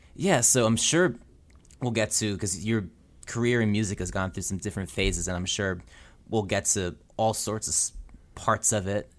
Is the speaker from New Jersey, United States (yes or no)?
yes; New Jersey, United States; I'm from New Jersey, too